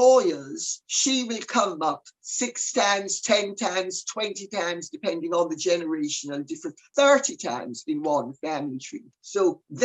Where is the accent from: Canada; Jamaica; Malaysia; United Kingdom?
Jamaica; I'm Jamaican. So I come from a world where you have every single color of the rainbow